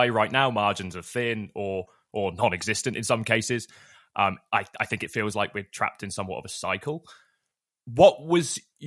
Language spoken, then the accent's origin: English; United Kingdom; I'm British